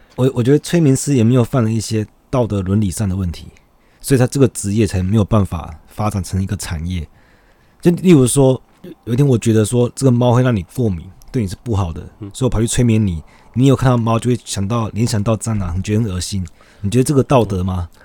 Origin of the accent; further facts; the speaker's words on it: Taiwan; 我们台湾人